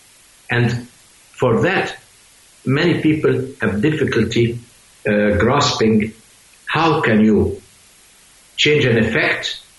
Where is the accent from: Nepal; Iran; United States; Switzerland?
Switzerland; I mean, I'm a scientist from Switzerland too.